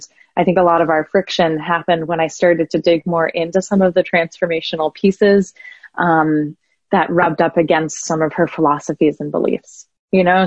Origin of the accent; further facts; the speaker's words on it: Columbus, Ohio, United States; I'm from the Midwest and the flattest, and, you know, it's a city of about 1 million people